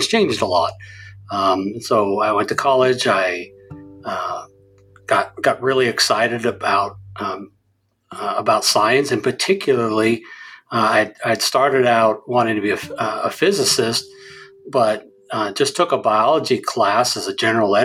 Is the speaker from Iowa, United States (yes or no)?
no; South Central Montana, United States; now in Oklahoma, United States; I grew up in Montana, actually, in South Central Montana, not far from Yellowstone Park.